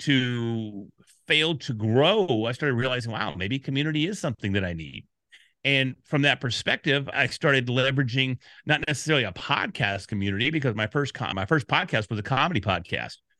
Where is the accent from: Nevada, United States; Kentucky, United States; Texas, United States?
Texas, United States; Dallas; I'm from Dallas